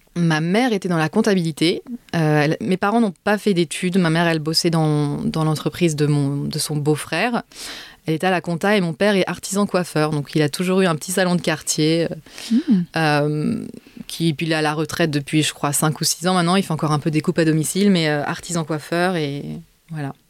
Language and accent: French; France; moved away as an adult; now in Israel; quand j'ai quitté la France